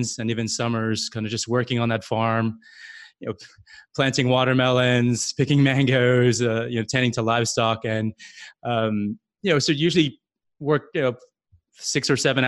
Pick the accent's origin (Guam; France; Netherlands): Guam; moved away as an adult; also born or lived in California; now in New York City, United States; I was born and raised in Guam